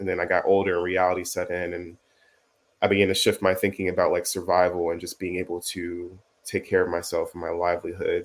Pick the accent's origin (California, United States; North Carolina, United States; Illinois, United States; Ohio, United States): Illinois, United States; Chicago; moved away as an adult; also born or lived in Texas; now in Los Angeles, United States; born and raised in Chicago